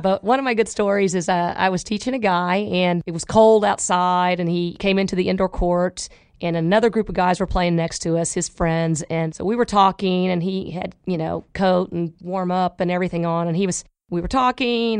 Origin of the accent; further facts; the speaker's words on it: Oklahoma, United States; now in Dallas, United States; I'm from Oklahoma